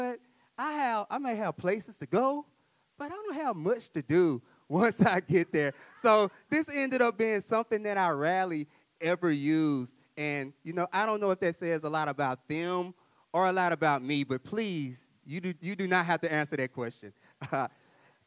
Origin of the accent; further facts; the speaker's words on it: Mansfield, Louisiana, United States; moved away as an adult; I grew up in Mansfield, Louisiana, in the country. And I moved up here in 2018